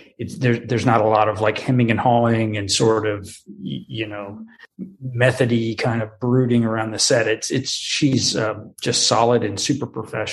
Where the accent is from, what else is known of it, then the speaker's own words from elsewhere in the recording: the South, United States; when I was very young, I grew up in the South